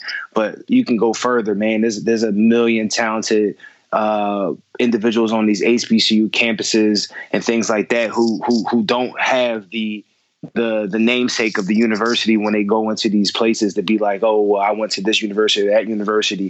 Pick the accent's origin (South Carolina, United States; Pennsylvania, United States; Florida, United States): Pennsylvania, United States; Philadelphia; this might be the Philly in me